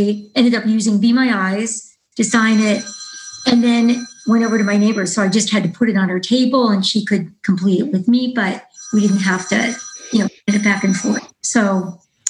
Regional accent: Massachusetts, United States; I am from Massachusetts

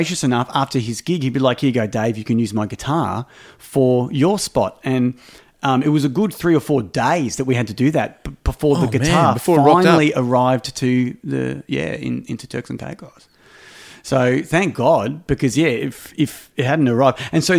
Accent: Australia; I'm only here for one night. I'm from Australia.

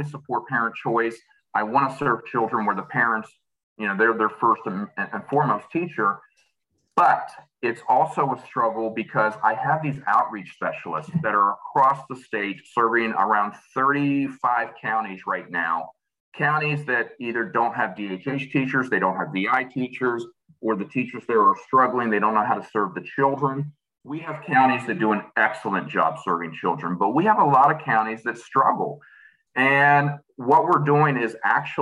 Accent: New Manchester, West Virginia, United States; I'm from Chester. Actually, New Manchester.

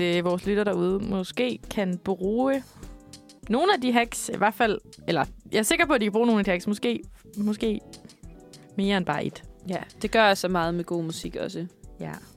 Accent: Denmark

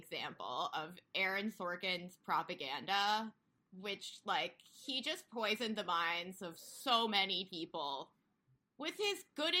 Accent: Alexandria, Virginia, United States; I grew up in Alexandria, Virginia, which is right outside Washington, D.C.

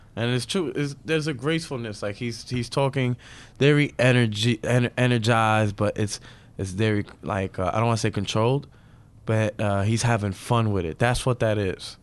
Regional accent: New York City, New York, United States; I'm a second generation Dominican from Brooklyn. I grew up in Brooklyn

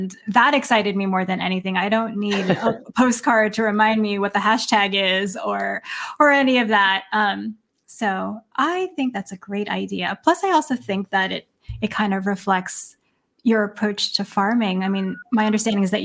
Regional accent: East Coast, United States; I grew up on the East Coast

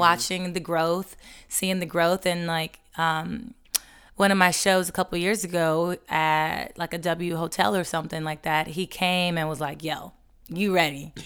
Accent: Los Angeles, California, United States; moved away as an adult; also born or lived in Atlanta; took me back out to L A, my hometown

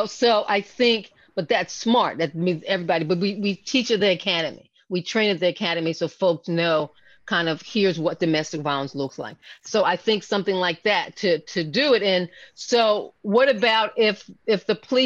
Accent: Philadelphia, Pennsylvania, United States; I was born and raised in Philadelphia.

